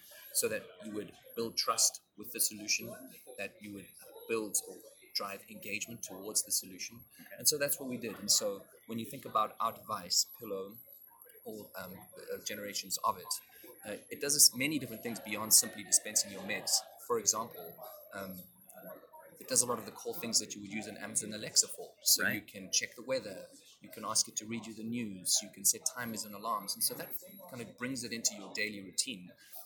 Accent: South Africa; now in Boston, United States; I was born and raised in South Africa

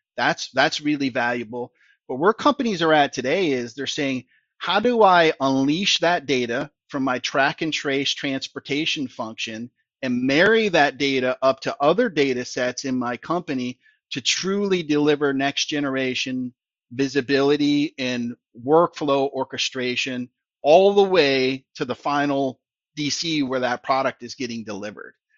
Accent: Allen Park, Michigan, United States; born, raised in the, in Detroit in, uh, the Allen Park area

